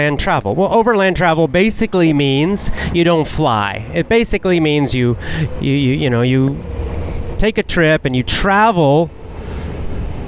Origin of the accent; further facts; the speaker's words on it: Athens, Georgia, United States; my hometown of Athens, Georgia